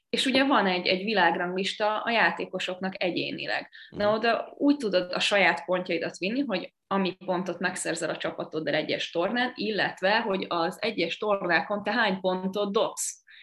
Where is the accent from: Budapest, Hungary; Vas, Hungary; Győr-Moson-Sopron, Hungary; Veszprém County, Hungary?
Győr-Moson-Sopron, Hungary; Sopron; nekem ugye Sopron a nevelőegyesületem, ugye én Soproni vagyok